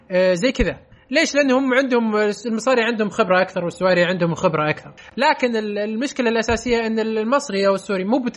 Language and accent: Arabic; Saudi Arabia; لا والله مو بس واحد أنا... سعودي